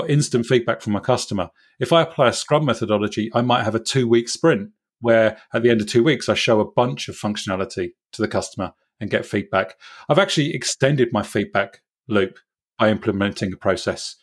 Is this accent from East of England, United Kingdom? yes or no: no; Swindon, South West England, United Kingdom; I was at a small startup called Ubiquisys in my hometown in Swindon